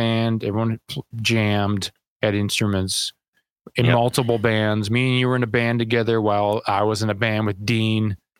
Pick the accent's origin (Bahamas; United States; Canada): Canada; growing up in Canada, it's like there's really only two things you do. It's cold all the time.